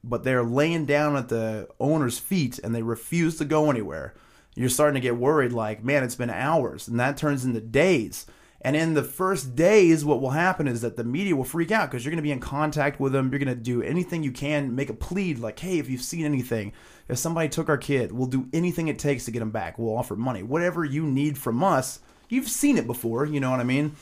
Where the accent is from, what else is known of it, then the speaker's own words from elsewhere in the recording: Arkansas, United States; we're from Arkansas